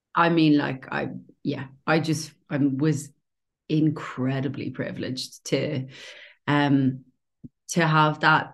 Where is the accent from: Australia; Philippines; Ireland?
Ireland; Dublin, Leinster; moved away as an adult; now in Portobello, Edinburgh, United Kingdom; I'm from Dublin